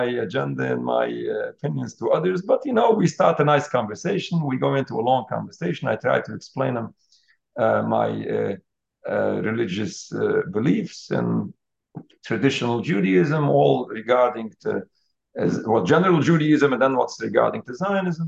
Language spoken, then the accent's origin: English; United States; I'm an American Jew